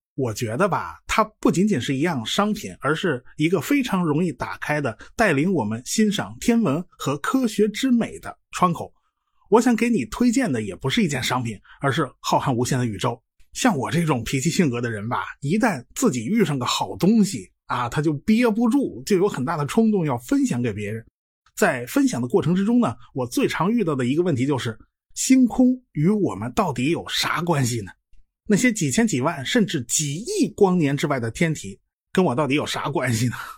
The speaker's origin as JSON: {"language": "Chinese", "country": "China", "said": "我们中国人呐，就直接管它们叫金木水火土了"}